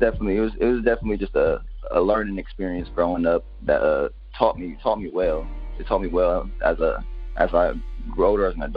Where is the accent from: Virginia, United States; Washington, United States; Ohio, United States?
Ohio, United States; also born or lived in Orlando, Florida / Columbus, Ohio; I was born in Columbus, Ohio, but I was raised in Orlando, Florida. And I moved back to Ohio when I was 7 or 8 around the time my dad passed away. And I lived here ever since